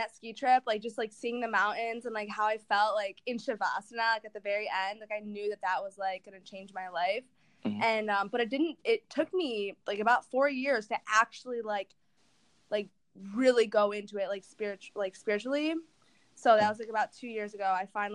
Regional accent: Detroit, Michigan, United States; moved away as an adult; now in Los Angeles, United States; I am from Detroit

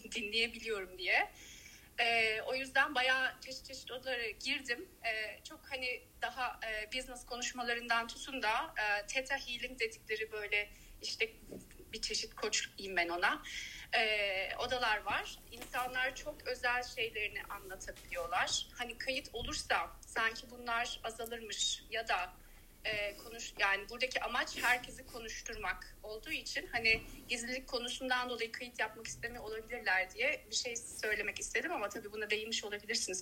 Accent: Turkey; also born or lived in London, United Kingdom; now in Berlin, Germany; uzun süre Londra'da yaşadım. Sonra Berlin'deyim. Ee, Türkiye'liyim

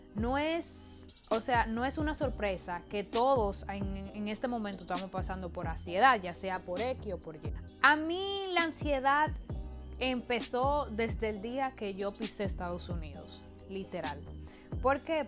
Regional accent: Dominican Republic; moved away as an adult; now in United States; yo vengo de un país tropical, yo vengo de República Dominicana

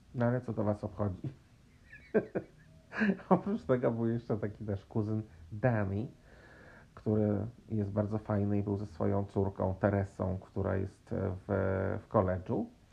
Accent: Warsaw, Masovian Voivodeship, Poland; się wychowałem, e, w Warszawie, w stolicy Polski

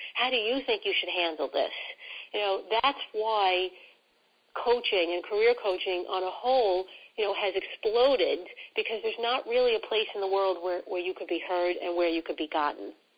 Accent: New York City, New York, United States; accent: New York; I am all New York, and I love it. I love who I, I am. I love my accent

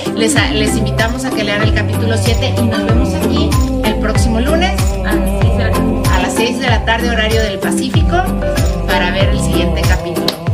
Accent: Puebla, Mexico; moved away; yo soy de Puebla

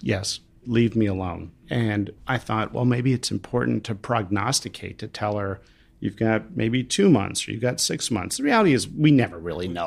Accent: Pennsylvania, United States; my home state of Pennsylvania

